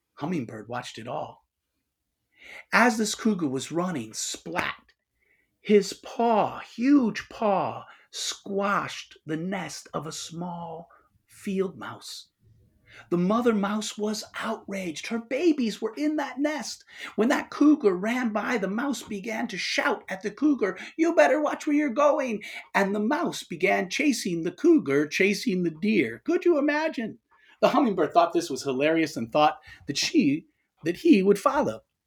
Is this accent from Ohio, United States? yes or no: yes; Toledo, Ohio, United States; moved away; I was born and raised in Toledo, Ohio.